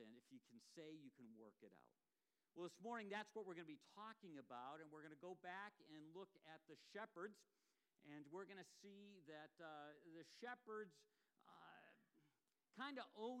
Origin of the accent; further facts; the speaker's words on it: Ipswich, Massachusetts, United States; And this basically looks almost like exactly like the one that was in my hometown in Ipswich.